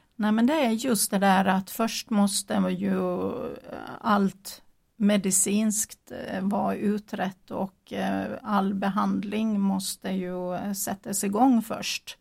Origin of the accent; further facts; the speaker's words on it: Gotland, Sweden; accent: Gotland dialect; moved away as an adult; now in Jönköping, Sweden; jag kommer från Gotland men det är eh, snart 40 år sedan jag bodde där men det är ju en förklaring till varför jag pratar så konstigt eller har så konstig dialekt